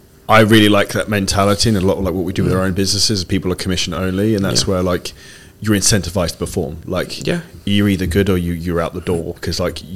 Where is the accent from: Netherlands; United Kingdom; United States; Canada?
United Kingdom; we can both say that we're British